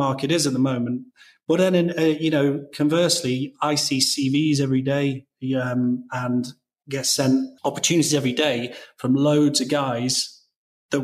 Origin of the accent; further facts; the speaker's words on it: England, United Kingdom; I'm English